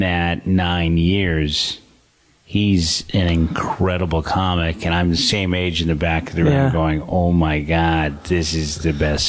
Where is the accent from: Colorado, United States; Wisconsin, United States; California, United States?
California, United States; San Francisco; I grew up in San Francisco and then started doing stand-up in the city.